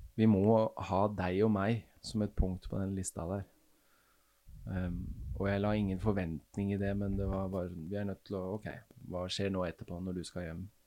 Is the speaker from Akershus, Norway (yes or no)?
yes; Kløfta, Akershus, Norway; now in Porsgrunn, Norway; Jeg er fra Øvre Romerike